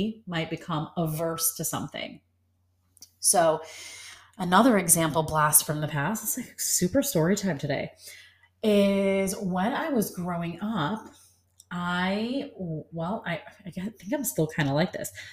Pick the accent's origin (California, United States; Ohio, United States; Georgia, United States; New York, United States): New York, United States; I was born and raised in New York